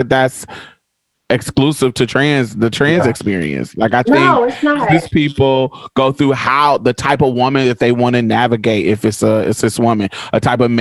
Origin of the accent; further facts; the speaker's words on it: Boston, Massachusetts, United States; moved away; I grew up in Boston for a little bit.